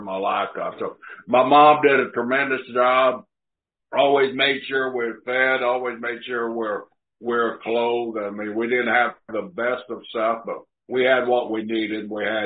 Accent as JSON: {"language": "English", "town": "Blackwell", "region": "Oklahoma", "country": "United States", "tie": "born or raised there", "also_born_or_lived": "San Leandro, California", "said": "my hometown of Blackwell, Oklahoma"}